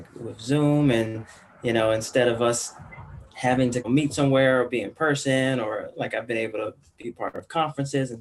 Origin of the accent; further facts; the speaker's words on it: Washington, District of Columbia, United States; I grew up in Washington, D.C. I grew up in D.C., D.C. Some people say like the D.C. area, but I grew up in Southeast D.C.